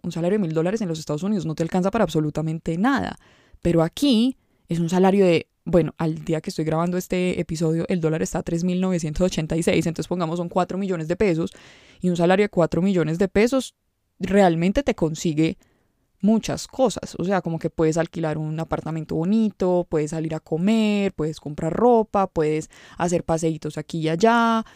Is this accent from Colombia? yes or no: yes; Medellín, Antioquia, Colombia; yo no puedo decir que soy de Medellín